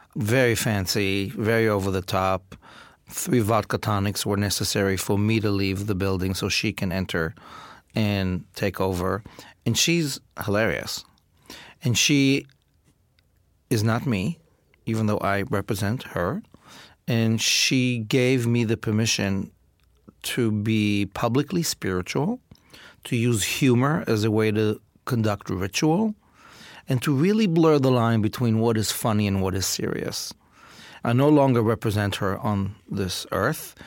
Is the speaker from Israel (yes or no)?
yes; Israel; I grew up in Israel